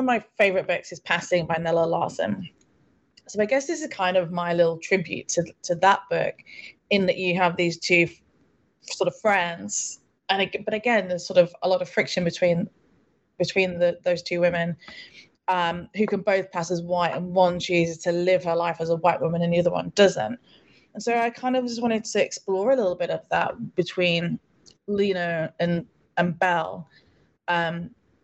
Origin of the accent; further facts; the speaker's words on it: United Kingdom; also born or lived in London; I'm British. I live in London